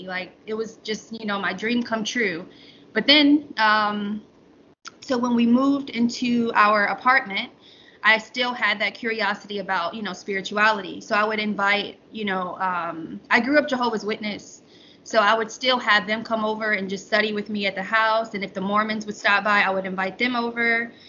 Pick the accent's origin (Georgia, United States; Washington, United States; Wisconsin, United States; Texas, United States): Georgia, United States; Atlanta; born there; now in Charlotte, United States; I was born in Atlanta, but traveled around all my life to Florida, Kentucky. I've been many places, but yeah, I was born in Atlanta.